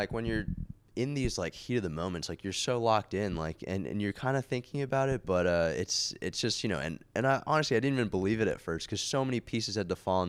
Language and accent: English; New York, United States; also born or lived in California / Beijing, China; So I was born in California and lived there till I was about 8, but then we moved around. We lived in Beijing, actually, for about 5-6 years, yeah, and then ended up in Westchester, New York for the rest of my childhood.